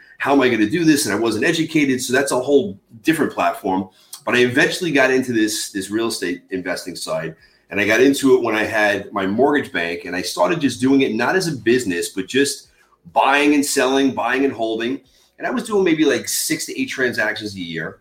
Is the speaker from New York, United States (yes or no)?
yes; Long Island, New York, United States; born and raised in Long Island, New York